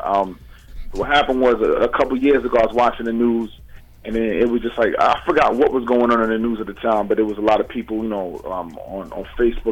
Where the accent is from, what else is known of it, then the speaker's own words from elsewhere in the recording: United States; I'm from America. I'm born here.